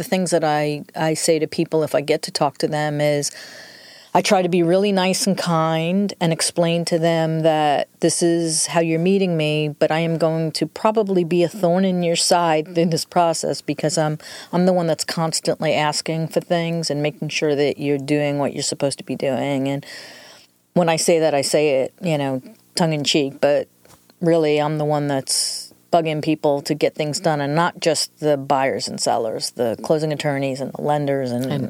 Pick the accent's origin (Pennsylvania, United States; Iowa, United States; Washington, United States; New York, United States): New York, United States; accent: New York; moved away; I'm originally from New York, so the accent is a combination of New York and 25 years in the South.